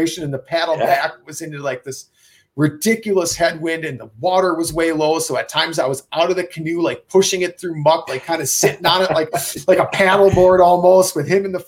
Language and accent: English; Wisconsin, United States; I'm from Wisconsin and we tree stand hunt